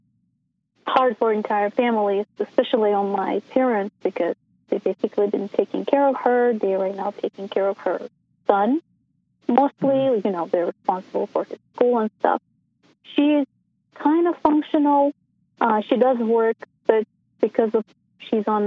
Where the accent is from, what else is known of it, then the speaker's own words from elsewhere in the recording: Uzbekistan; now in Caldwell, United States; I'm originally from Uzbekistan, but I'm currently in Caldwell, Idaho